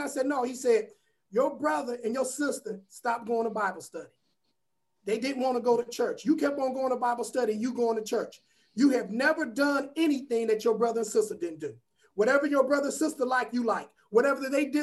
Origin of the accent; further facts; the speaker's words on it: Warrensville Heights, Ohio, United States; I grew up in Warrensville Heights, and it was the suburbs then